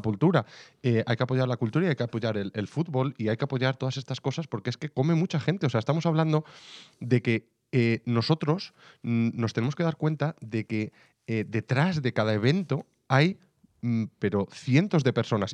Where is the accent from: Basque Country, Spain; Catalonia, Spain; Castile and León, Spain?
Castile and León, Spain; Salamanca; yo soy de Salamanca